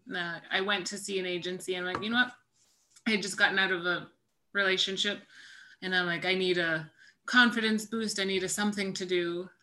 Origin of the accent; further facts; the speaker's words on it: Inuvik, Northwest Territories, Canada; moved away as an adult; now in Ottawa, Canada; Inuvik, where I spent my all of my schooling there, kindergarten to grade 12. So I was there about 13 years.